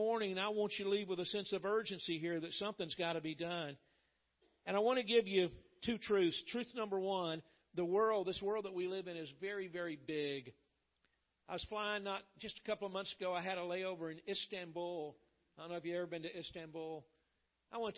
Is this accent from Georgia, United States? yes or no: yes; Atlanta, Georgia, United States; I grew up in Atlanta, Georgia, and my pastor